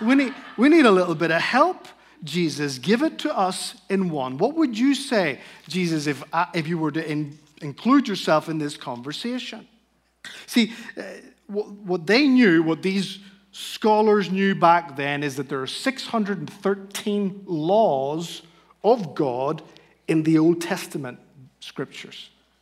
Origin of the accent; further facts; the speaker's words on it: Spain; accent: Northern Irish; I speak Spanish. I grew up in Spain as a missionary kid. Now, that's hard to understand in light of my Shrek-like Northern Irish accent, but I grew up in a Christian home.